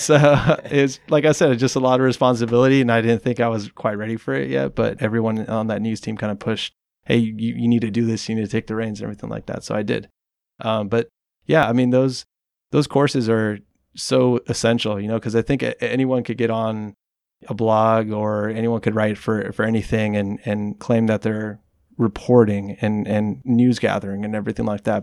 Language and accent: English; Watsonville, California, United States; also born or lived in Mexico; my family decided to stay here when I was about nine years old. And, uh, Wattsmo is really the only thing that I've known. That's why I consider it my hometown